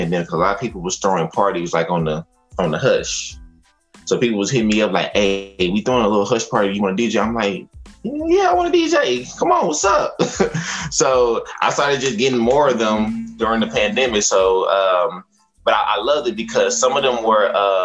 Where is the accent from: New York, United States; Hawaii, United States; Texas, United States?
Texas, United States; Fort Worth; I am from Funky Town, Texas, Fort Worth